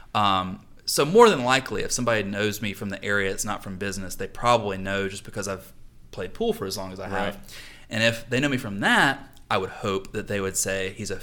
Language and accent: English; Charlotte, North Carolina, United States; also born or lived in Mooresville, North Carolina; I am a native Charlatan, probably the last one left